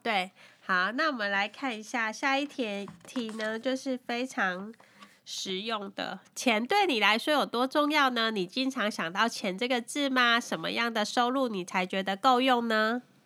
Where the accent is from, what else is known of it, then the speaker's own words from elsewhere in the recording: Taiwan; moved away as an adult; now in Taipei, Taiwan; 我小时候住是山上嘛